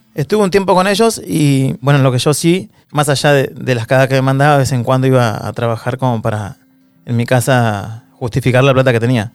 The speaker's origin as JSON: {"language": "Spanish", "town": "Don Torcuato", "region": "Buenos Aires Province", "country": "Argentina", "tie": "born or raised there", "also_born_or_lived": "San Fernando", "said": "soy de Don Torcuato, nací en el hospital de San Fernando, pero me crié y viví toda mi vida en Don Torcuato"}